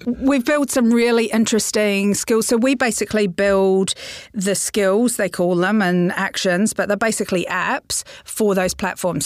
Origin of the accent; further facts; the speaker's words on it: New Zealand; I'm a Kiwi